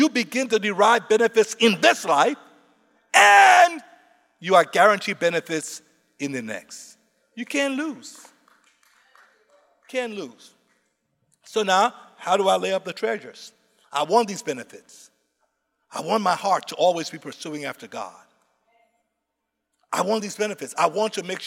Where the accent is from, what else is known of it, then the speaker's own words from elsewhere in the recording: Liberia; my people, I'm from Liberia